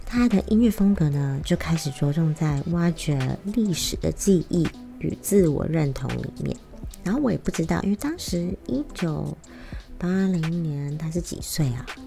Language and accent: Chinese; Taiwan; moved away as an adult; also born or lived in United States; 我以前在，呃，美国求学的时候，我真的是花了很多时间在寻找身为台湾人的意义是什么